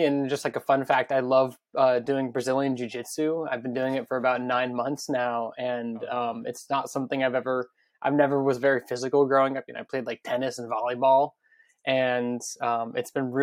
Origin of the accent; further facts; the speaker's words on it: Las Vegas, Nevada, United States; now in Brooklyn, United States; I grew up in Las Vegas.